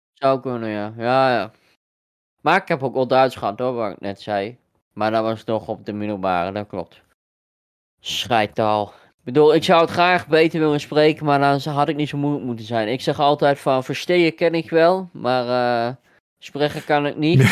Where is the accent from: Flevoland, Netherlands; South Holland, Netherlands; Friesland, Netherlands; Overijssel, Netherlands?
Overijssel, Netherlands; Deventer; ik kom uit Deventer